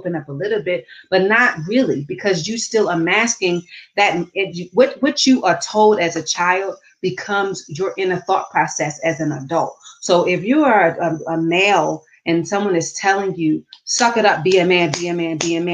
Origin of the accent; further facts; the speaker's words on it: Baltimore, Maryland, United States; moved away; also born or lived in the South; I grew up in Baltimore City